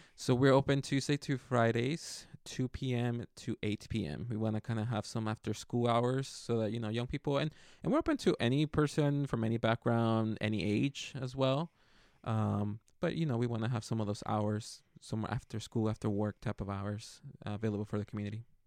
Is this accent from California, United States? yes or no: yes; Santa Maria, California, United States; also born or lived in Zapopan, Jalisco, Mexico; I was born here in Santa Maria at Marion Hospital, but my dad wanted us to grow up in Mexico, so we moved, uh, over to where he's from, from Guadalajara, Jalisco